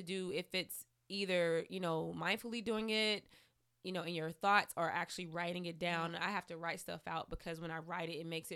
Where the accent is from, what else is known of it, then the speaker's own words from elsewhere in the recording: the South, United States; growing up in the South